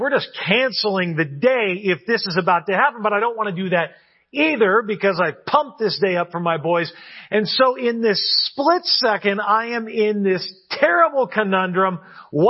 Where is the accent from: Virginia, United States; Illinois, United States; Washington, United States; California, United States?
California, United States; moved away as an adult; also born or lived in New York City; my home state of California, where I now live